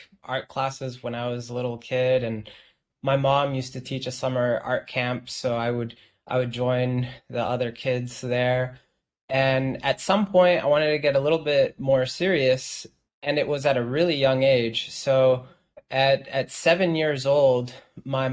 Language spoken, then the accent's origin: English; Los Angeles, California, United States; now in New York, United States; living in Los Angeles, I'm from Los Angeles